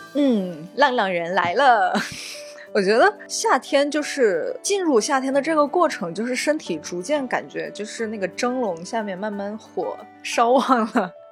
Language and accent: Chinese; along the Qu River, Sichuan, China; 我的老家在长江的支流的沿线，叫曲江